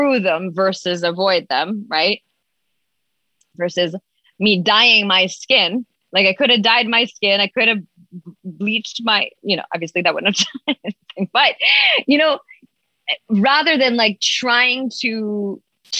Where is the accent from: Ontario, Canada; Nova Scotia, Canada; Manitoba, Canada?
Ontario, Canada; Toronto; moved away as an adult; also born or lived in Vancouver, British Columbia; now in United States; I was 19 and I moved from Toronto area